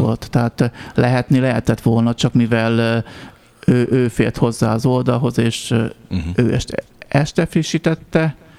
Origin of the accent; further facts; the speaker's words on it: Nyírmada, Szabolcs-Szatmár-Bereg, Hungary; ahol felnőttem Nyírmadán